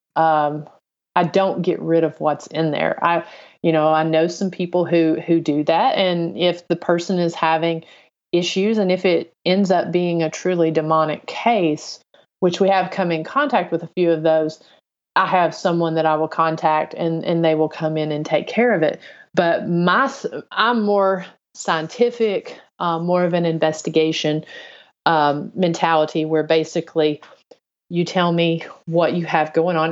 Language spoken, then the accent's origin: English; on the Kentucky line, northern Tennessee, United States; moved away as an adult; also born or lived in Chattanooga area, Tennessee; I grew up in North Tennessee on the, uh, Kentucky line